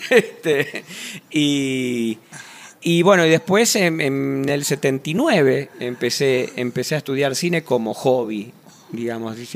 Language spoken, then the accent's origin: Spanish; Vicente López, Buenos Aires Province, Argentina; yo me crié en Vicente López. en el barrio de Vicente López, sí.